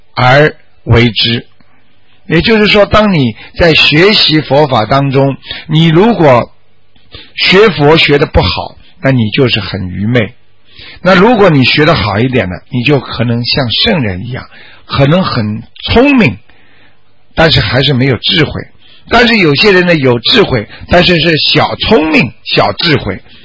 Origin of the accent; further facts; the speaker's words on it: China; 我们中国人